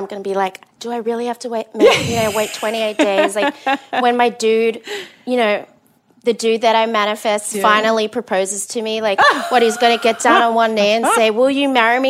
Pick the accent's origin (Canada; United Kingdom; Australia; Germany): Australia; Perth, Western Australia; moved away; I grew up in Perth, which is in Western Australia, one of the most isolated cities in the world. So it was a big town, small city.